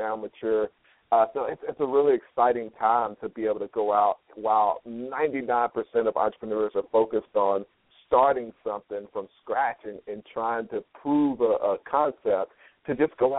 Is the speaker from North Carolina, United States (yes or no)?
no; Chattanooga, Tennessee, United States; moved away; also born or lived in New York; I grew up in Chattanooga, Tennessee, and went to school in New York